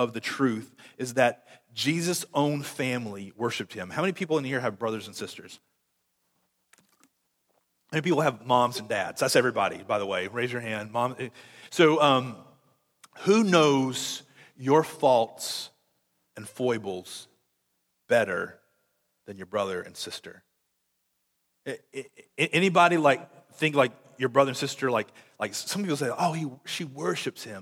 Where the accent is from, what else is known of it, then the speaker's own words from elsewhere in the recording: Conway, United States; I'm from Conway